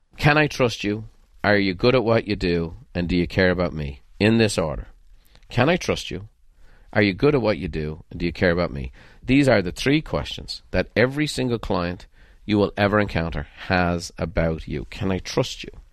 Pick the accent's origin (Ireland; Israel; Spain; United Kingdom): Ireland; moved away; growing up in Ireland